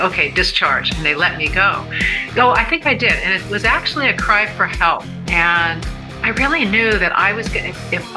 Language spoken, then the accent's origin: English; Dana Point, California, United States; also born or lived in Hollywood, California; I grew up actually in, I would consider my hometown, Dana Point, California